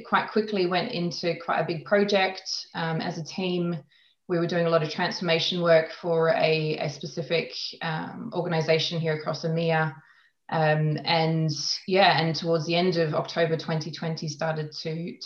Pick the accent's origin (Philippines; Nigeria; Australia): Australia; moved away as an adult; also born or lived in London; now in Switzerland; I am originally from Australia